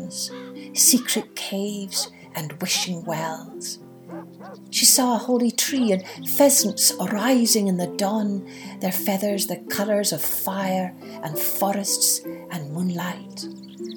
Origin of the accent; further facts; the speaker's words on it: Scotland, United Kingdom; as a wee girl growing up in Scotland